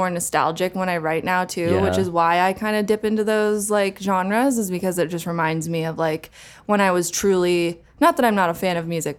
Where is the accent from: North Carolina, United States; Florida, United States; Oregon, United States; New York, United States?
Oregon, United States; Portland; born there; So I was born in Portland, Oregon.